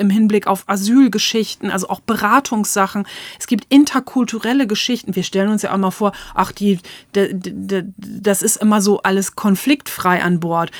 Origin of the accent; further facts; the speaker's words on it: East Frisia, Lower Saxony, Germany; ich komme aus Ostfriesland